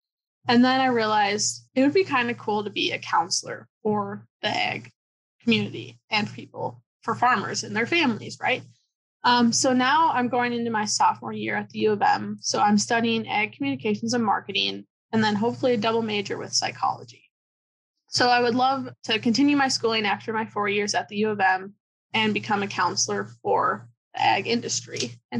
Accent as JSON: {"language": "English", "town": "Randolph", "region": "Minnesota", "country": "United States", "tie": "born or raised there", "said": "I grew up in Randolph, Minnesota. That's in Dakota County. I grew up on a 4th generation farm. We raised turkeys."}